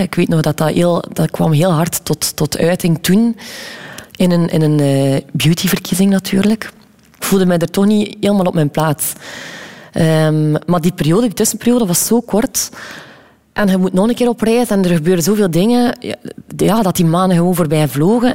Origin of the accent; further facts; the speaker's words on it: Wevelgem, Flanders, Belgium; we zijn ook opgegroeid in Wevelgem.